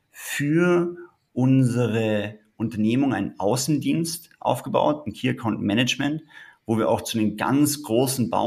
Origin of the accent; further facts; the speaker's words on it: Tyrol, Austria; ursprünglich komme ich aus Tirol. Dort habe ich auch meine Liebe zu den Bergen erlernt